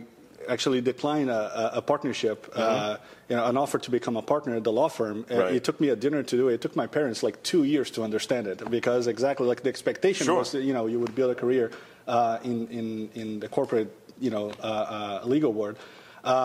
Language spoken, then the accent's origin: English; Brazil; moved away as an adult; now in Miami, United States; Born and raised in Brazil.